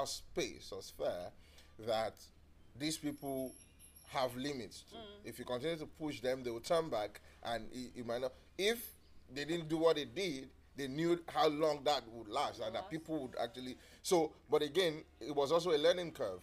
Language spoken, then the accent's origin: English; Lagos, Nigeria; I was born and brought up in Lagos State